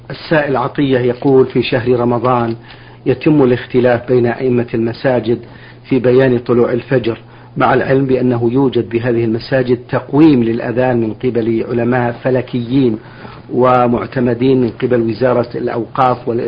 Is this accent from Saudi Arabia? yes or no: yes; Saudi Arabia; عندنا في السعودية